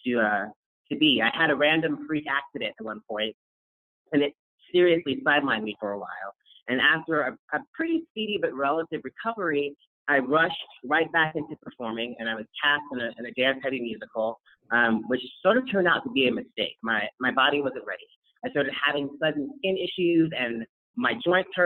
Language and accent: English; San Diego, California, United States; I grew up in San Diego, California